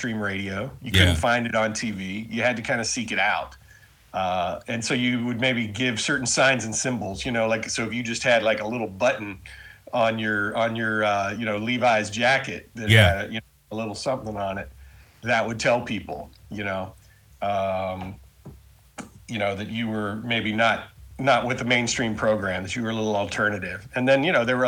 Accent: Charlotte, North Carolina, United States; moved away as an adult; also born or lived in Los Angeles, California; I grew up in Charlotte, North Carolina

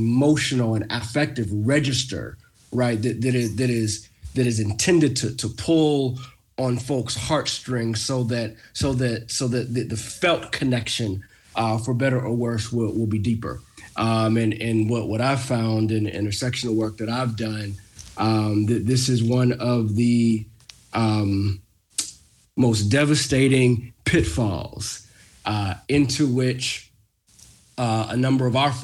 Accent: Pennsylvania, United States; my home state of Pennsylvania

